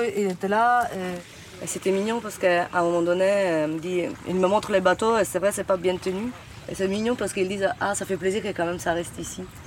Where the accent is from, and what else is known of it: Sicily, Italy; French is a second language; moved away